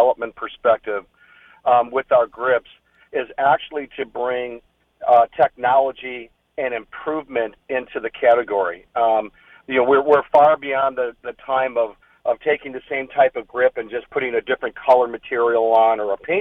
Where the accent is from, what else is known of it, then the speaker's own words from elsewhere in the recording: Chicago, Illinois, United States; now in San Diego, United States; I grew up in Chicago